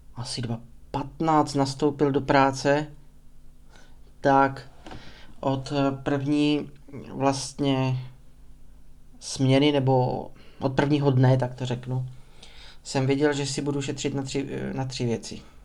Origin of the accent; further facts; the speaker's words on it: Prostějov, Olomouc Region, Czechia; narodil jsem se v 93. v Prostějově